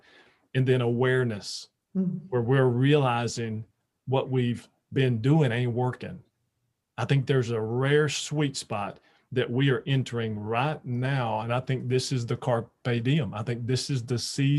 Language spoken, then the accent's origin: English; Louisiana, United States; moved away; growing up in Louisiana, all of our family, all of our friends are all were there